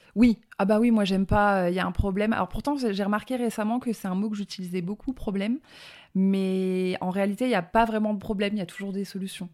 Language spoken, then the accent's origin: French; Drôme, Auvergne-Rhône-Alpes, France; accent: petit accent (southern); also born or lived in Bourgoin-Jallieu, Isère; j'ai grandi dans le sud de la France, dans la Drôme, donc d'où le petit accent